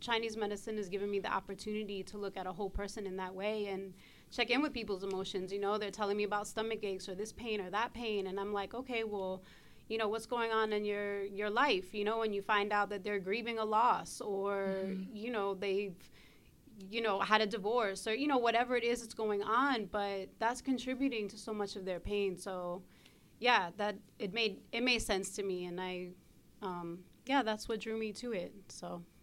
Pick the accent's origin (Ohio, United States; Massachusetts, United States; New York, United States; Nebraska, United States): New York, United States; Brooklyn; I grew up on the East Coast in Brooklyn